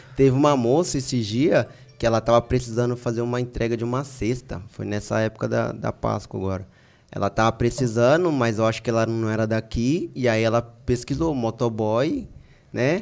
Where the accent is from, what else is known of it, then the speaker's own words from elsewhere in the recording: Americana, São Paulo, Brazil; teve uma vez que eu fui fazer uma entrega lá no bairro lá de Praia Azul, lá na minha cidade